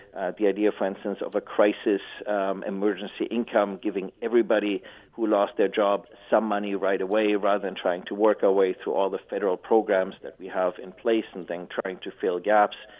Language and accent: English; Canada; as we like to do as Canadian as Canadians